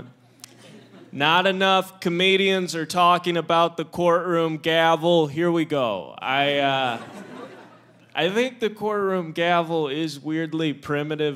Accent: Midwest, United States; I'm from the Midwest

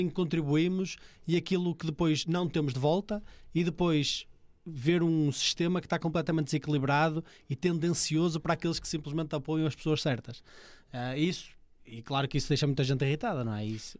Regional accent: Ponte de Lima, Norte, Portugal; eu sou de Ponte Lima

